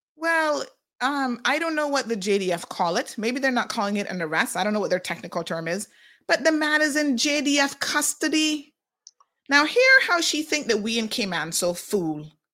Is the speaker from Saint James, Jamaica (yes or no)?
no; Saint Mary, Jamaica; moved away as an adult; also born or lived in Kingston, Jamaica; now in Cayman Islands; I'm Jamaican